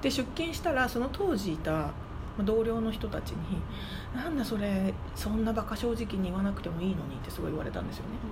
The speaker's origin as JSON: {"language": "Japanese", "region": "Tokyo", "country": "Japan", "tie": "born or raised there", "moved": "as an adult", "lives_now": "Honolulu, United States", "said": "私東京出身なんですよ"}